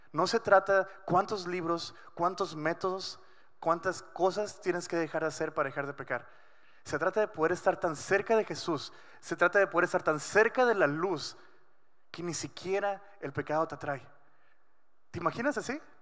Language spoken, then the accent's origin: Spanish; Culiacán, Sinaloa, Mexico; now in Ensenada, Mexico; yo nací en Culiacán. Eh, crecí muchos años de mi vida ahí